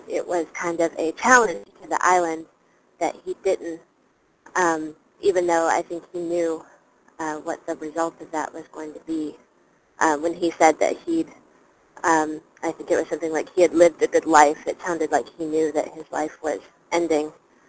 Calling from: Chicago, Illinois, United States; … from Chicago. Long-time listener, but first time calling in.

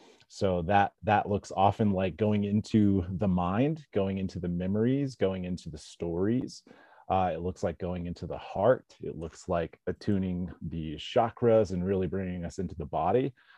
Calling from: South Lake Tahoe, California, United States; Man, I'm coming in from South Tahoe, California.

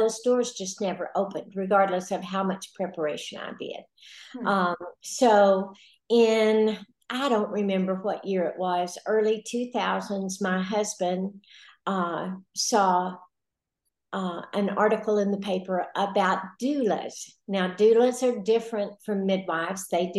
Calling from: Valley View, Texas, United States; I am calling from Valley View, Texas. It's a little town in North Texas about this big. And we're close to Gainesville, just south of the Oklahoma border.

